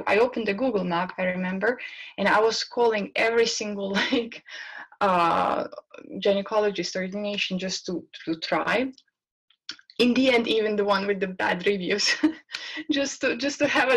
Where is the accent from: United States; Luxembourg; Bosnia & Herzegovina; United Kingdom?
Bosnia & Herzegovina; moved away; I'm from Bosnia